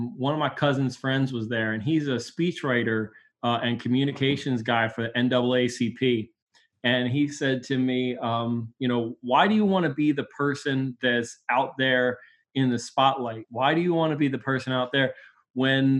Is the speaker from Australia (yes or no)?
no; Baltimore, Maryland, United States; Until I was 13 years old, I lived in Bel Air Edison, just 6 blocks from where I am now. And when I was 13, we moved to where my parents still live, which is half a block from my house where I live now